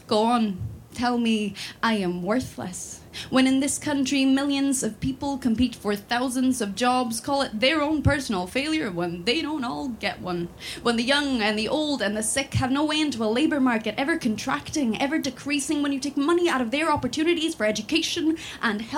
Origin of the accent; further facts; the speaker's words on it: Sweden; moved away as an adult; now in Scotland, United Kingdom; I'm from Sweden. I grew up in Sweden